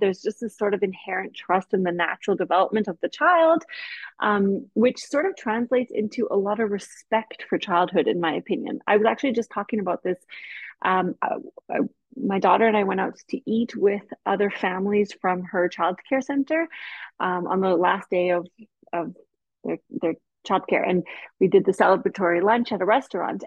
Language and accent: English; Canada; moved away as an adult; now in Austria; I am Canadian. I grew up in Canada, um, you know, spent my 20s in Canada